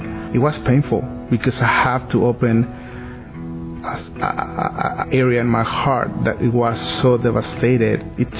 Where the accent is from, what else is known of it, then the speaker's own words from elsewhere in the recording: Mexico City, Mexico; English is a second language; As you can hear, I have an accent. I'm from Mexico City.